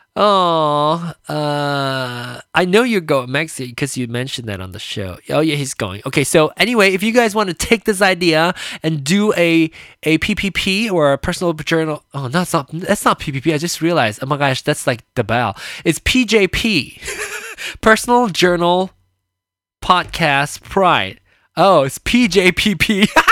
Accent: Malaysia; now in United States; I was born in Malaysia. And, um, and then came over here to America and lived here ever after

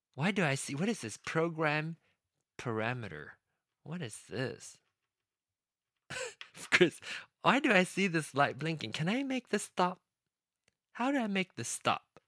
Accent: Penang, Malaysia; accent: Penang Hokkien; first language Penang Hokkien; English is a second language; Penang Hokkien my mother tongue, that the dialect, the language that I speak, that I I start speaking, my the first language I start speaking

